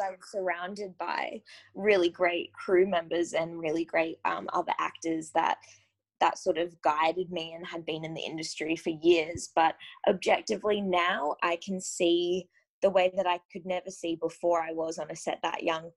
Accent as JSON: {"language": "English", "town": "Gold Coast", "region": "Queensland", "country": "Australia", "tie": "born or raised there", "said": "I grew up on the Gold Coast in Australia"}